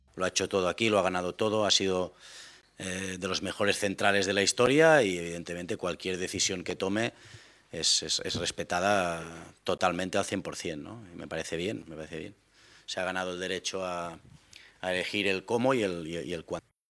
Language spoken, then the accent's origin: Spanish; Mexico; Como mexicanos